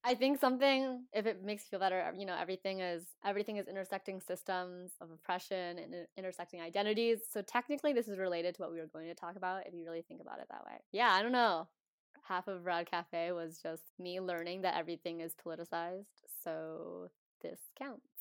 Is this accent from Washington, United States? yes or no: yes; Washington, United States; now in Oakland, United States; I grew up in Washington State